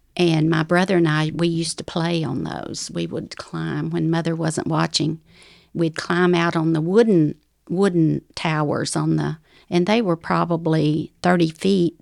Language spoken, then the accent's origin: English; Ozark Mountains, North Arkansas, United States; accent: southern; moved away; I grew up in the Ozark Mountains, uh, all over the mountains of Arkansas, of North Arkansas